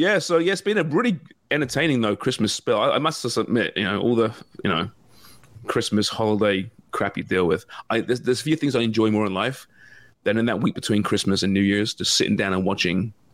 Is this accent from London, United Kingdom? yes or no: no; Liverpool, North West England, United Kingdom; I'm born and bred in Toxteth, me. Yeah.